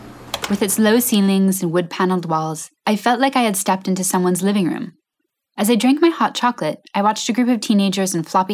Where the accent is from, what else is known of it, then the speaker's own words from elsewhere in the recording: Cardiff, Wales, United Kingdom; Take my favorite cafe in my hometown of Cardiff, for example.